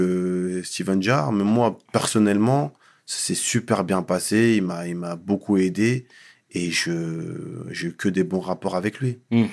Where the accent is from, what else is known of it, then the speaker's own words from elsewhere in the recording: Paris, Île-de-France, France; also born or lived in Mont-Saint-Aignan; Mes parents sont venus euh, très rapidement dans la région parisienne et j'ai grandi dans le, dans le 19e arrondissement